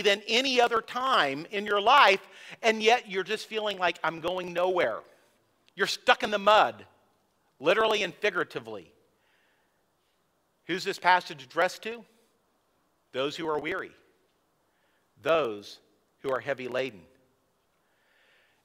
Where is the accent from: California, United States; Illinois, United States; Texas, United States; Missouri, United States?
California, United States; San Luis Obispo; I grew up in California near San Luis Obispo, and it was by the coast